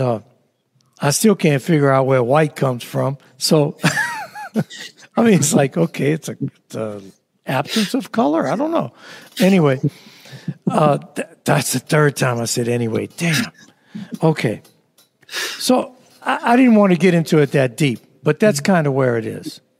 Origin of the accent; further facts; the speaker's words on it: New Orleans, Louisiana, United States; growing up in New Orleans